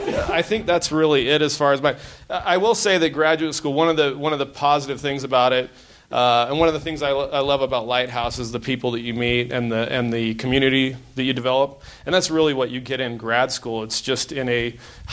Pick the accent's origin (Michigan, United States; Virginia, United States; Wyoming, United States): Wyoming, United States; I grew up in Wyoming